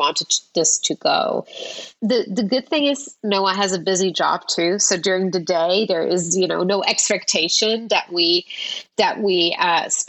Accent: Luxembourg; moved away; I grew up in Europe

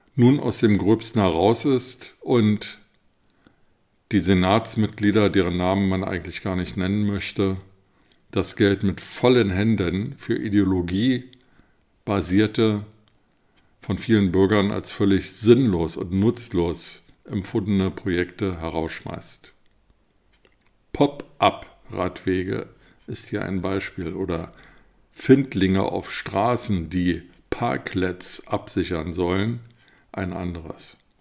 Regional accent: Berlin, Germany; als Berliner

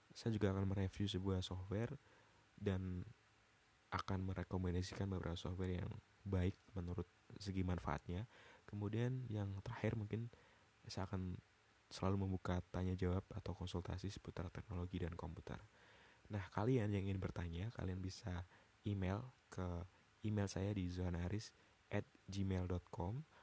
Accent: Pati, Central Java, Indonesia; also born or lived in Semarang; saya lahir di Kota Pati, Jawa Tengah

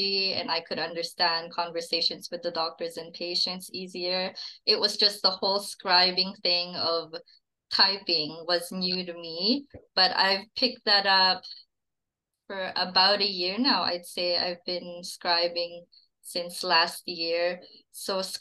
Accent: Philippines; now in Calgary, Canada; I moved here from the Philippines

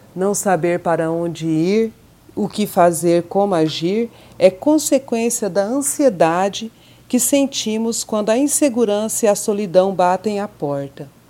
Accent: Mato Grosso do Sul, Brazil; also born or lived in São Paulo; Nascida em São Paulo, por acaso, mas criada em criada, educada e, e vivida em Mato Grosso do Sul, centro-oeste brasileiro

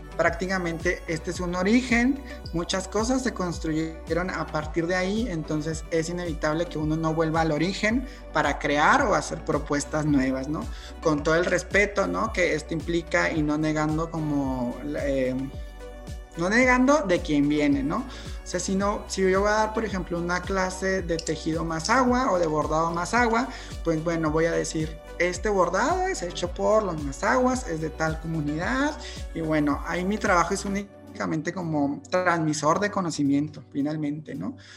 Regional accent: Mexico; soy mexicano y he crecido como, este, con esta asociación de la bandera mexicana

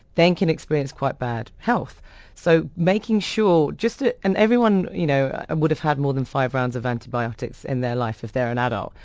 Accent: London, United Kingdom; born or raised there

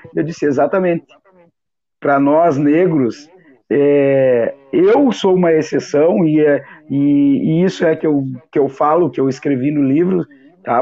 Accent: Santana do Livramento, Rio Grande do Sul, Brazil; moved away as an adult; nossa querida Santana do Livramento, da minha terra natal

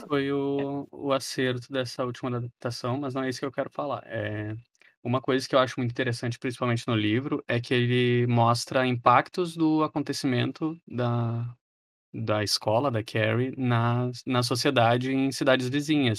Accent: Brazil; nós brasileiros

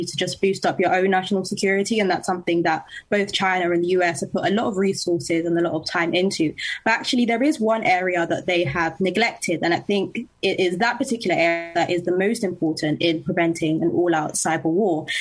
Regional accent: London, United Kingdom; I'm from London and I'm a contributor for Young Voices UK

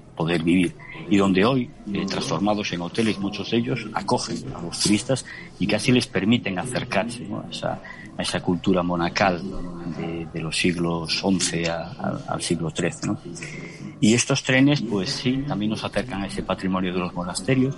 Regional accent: Galicia, Spain; soy un gallego por genética, pero soy un gallego sobre todo por elección sentimental

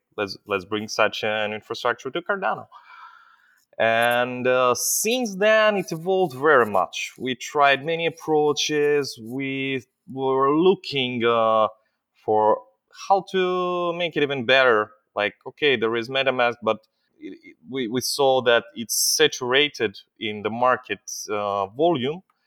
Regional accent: Israel; also born or lived in Ukraine; I'm an Israeli, but I was not born, uh, in Israel. I was born in Ukraine, is still in the times of the Soviet Union, and my parents brought me when I was a little kid, uh, to Israel

